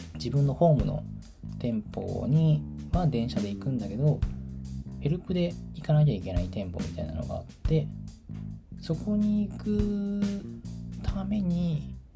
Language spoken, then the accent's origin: Japanese; Tokyo, Japan; moved away; 私の地元は東京